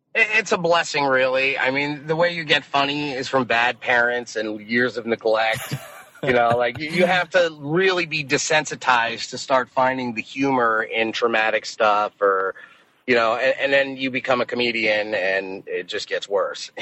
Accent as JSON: {"language": "English", "town": "Las Vegas", "region": "Nevada", "country": "United States", "tie": "born or raised there", "moved": "as an adult", "lives_now": "San Diego, United States", "said": "Las Vegas, which is my hometown"}